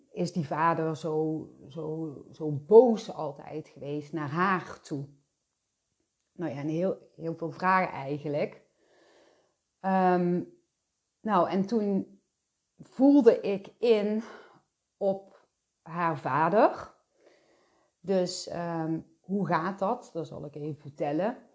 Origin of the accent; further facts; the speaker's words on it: Belgium; En dat was wel een hele bekende zaak in eh, België, want we komen uit België.